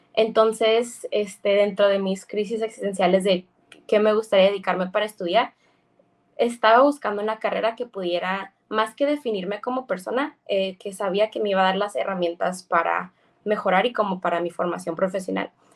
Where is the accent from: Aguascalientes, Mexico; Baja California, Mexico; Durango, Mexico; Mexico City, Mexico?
Baja California, Mexico